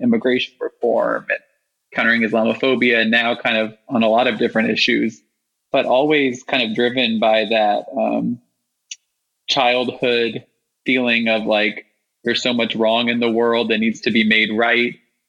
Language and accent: English; Houston, Texas, United States; moved away as an adult; also born or lived in Washington, D.C. / New York; now in Louisville, United States; I grew up in Houston, Texas. I'm the son of two labor union organizers, and I grew up in a very politically active household in Houston